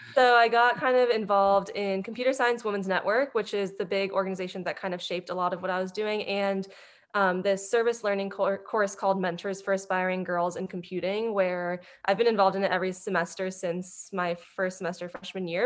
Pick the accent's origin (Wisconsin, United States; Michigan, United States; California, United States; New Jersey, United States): California, United States; Cupertino; moved away as an adult; Growing up in the Silicon Valley, I grew up in this very sheltered space